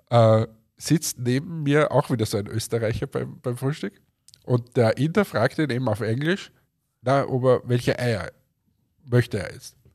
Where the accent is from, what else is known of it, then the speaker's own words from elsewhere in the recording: Germany; auch ich denke mir als Deutscher, du kommst als Deutscher und möchtest, sagen wir, die österreichische Gastfreundschaft erleben